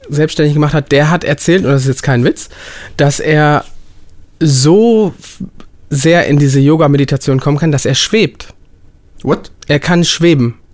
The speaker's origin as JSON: {"language": "German", "town": "Bangalore", "region": "Karnataka", "country": "India", "tie": "born there", "said": "Ich komme ja, ich bin gebürtiger Inder und bin in Bangalore geboren. Wir haben 13,5 Millionen Einwohner."}